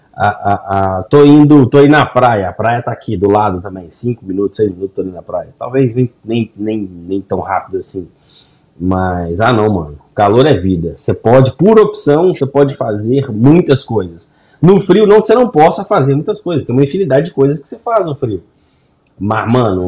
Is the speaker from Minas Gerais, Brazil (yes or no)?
yes; Governador Valadares, Minas Gerais, Brazil; now in United States; na minha quebrada, na minha região, no meu, a galera de governador Valadares aí para baixo